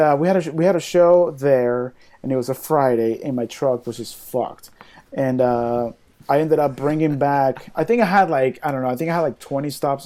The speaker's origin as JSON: {"language": "English", "country": "Venezuela", "moved": "yes", "lives_now": "United States"}